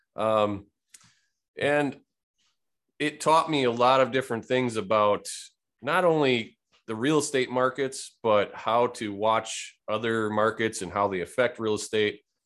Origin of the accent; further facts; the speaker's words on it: Wisconsin, United States; Born and raised in Wisconsin